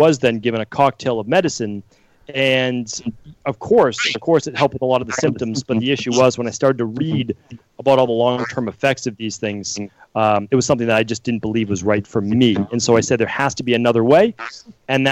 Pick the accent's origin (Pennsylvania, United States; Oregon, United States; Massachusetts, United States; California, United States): Massachusetts, United States; Medford; I grew up in Medford, Massachusetts